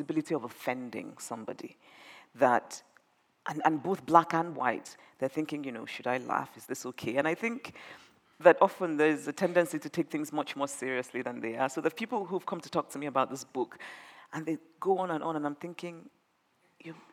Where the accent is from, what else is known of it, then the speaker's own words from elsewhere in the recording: Nigeria; moved away as an adult; I grew up in Nigeria